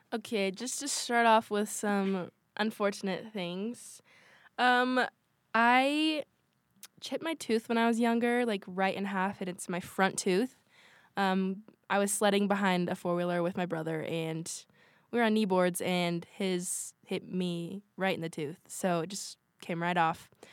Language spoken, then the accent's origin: English; Washington, United States; moved away as an adult; now in Utah, United States; We have a huge family, and we're from Washington State